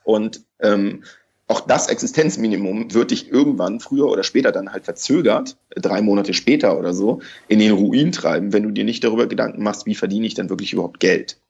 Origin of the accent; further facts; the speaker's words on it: Hamburg, Germany; ich komme auch aus Hamburg